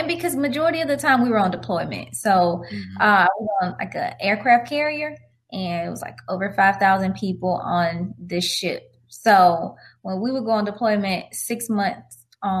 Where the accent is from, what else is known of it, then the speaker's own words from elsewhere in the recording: Florida, United States; moved away as an adult; also born or lived in Georgia / Alabama / Japan; I'm from Florida and I've lived in Florida and Georgia and Alabama